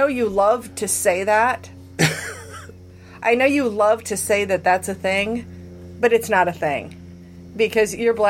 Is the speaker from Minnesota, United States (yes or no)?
yes; Minnesota, United States; I grew up in Minnesota.